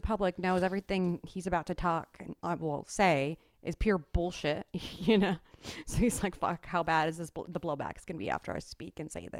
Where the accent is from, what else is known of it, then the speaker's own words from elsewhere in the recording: United States; also born or lived in Michigan / New York; They were doing that when I was growing up in Michigan and in New York when it got hot.